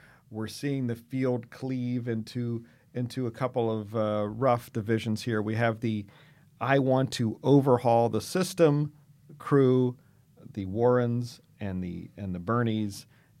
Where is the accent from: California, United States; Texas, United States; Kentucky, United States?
California, United States; Kamala Harris that we grew up with here in California?